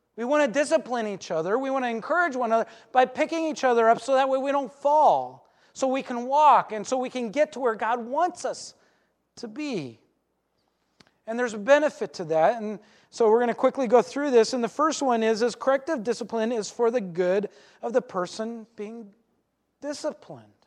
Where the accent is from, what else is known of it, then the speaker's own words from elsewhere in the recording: Alaska, United States; I grew up in Alaska